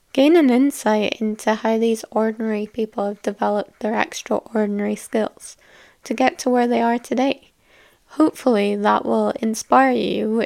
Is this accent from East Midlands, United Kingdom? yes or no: no; Scotland, United Kingdom; I am from Scotland, fun, sunny little place